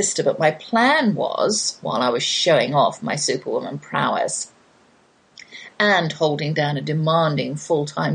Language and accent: English; United Kingdom; I'm British